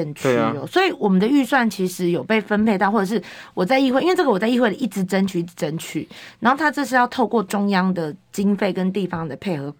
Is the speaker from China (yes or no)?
no; Daliao, Kaohsiung, Taiwan; 来自高雄大寮林园的高雄市议员